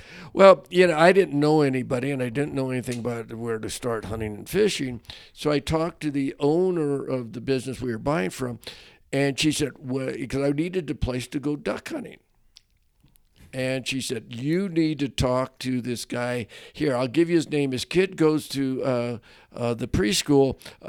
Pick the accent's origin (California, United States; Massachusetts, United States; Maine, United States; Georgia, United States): California, United States; now in Montana, United States; I was from, unfortunately, I don't mention it very often in Montana, but I'm from the Sea State, California.